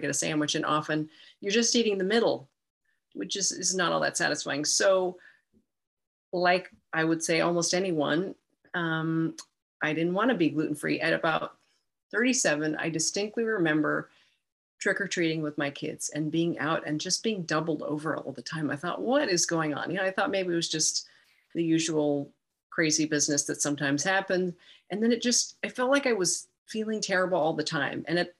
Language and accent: English; Santa Barbara, California, United States; moved away as an adult; also born or lived in San Diego, California / San Luis Obispo, California / Bay Area, California; now in Indianapolis, United States; I was born in San Diego, grew up in Santa Barbara, California